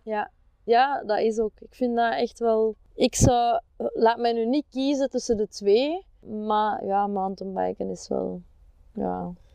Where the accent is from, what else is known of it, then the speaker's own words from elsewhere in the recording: Opwijk, Flanders, Belgium; now in Kempen, Belgium; ik ben oorspronkelijk van Opwijk